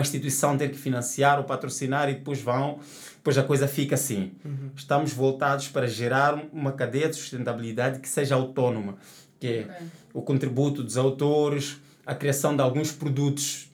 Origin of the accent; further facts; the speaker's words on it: Matola, Maputo, Mozambique; sou da Matola, nasci no Patrício Mumba e tal. Agora vivo noutro bairro